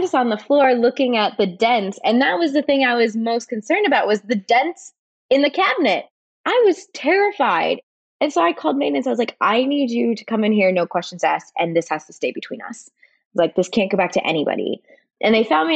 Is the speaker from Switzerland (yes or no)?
yes; Switzerland; now in United States; I grew up in Switzerland